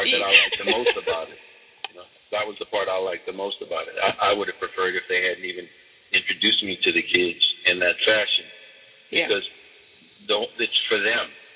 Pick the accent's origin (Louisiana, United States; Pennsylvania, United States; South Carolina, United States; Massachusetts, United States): Louisiana, United States; New Orleans; I grew up in New Orleans, so it's a very spiritual place